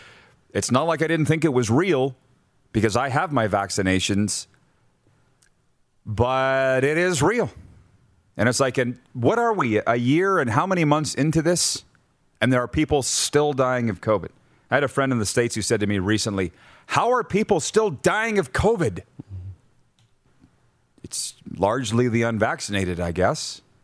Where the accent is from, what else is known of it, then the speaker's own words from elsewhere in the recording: Fort Macleod, Alberta, Canada; I'm from Fort McLeod, Alberta.